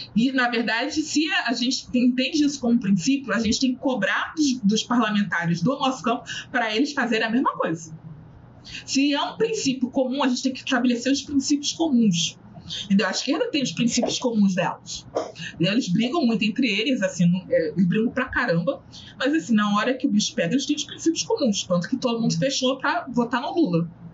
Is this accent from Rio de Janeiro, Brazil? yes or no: yes; Rio de Janeiro, Brazil; Eu sou do Rio, é, o subúrbio